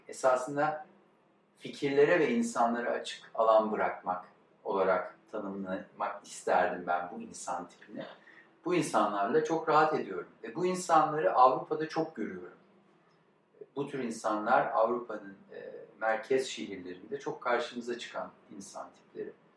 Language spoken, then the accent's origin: Turkish; Istanbul, Turkey; also born or lived in United States; İstanbul'un e, batılılaşma ya da aydınlanmacı ya da rasyonel okullarında okumuş.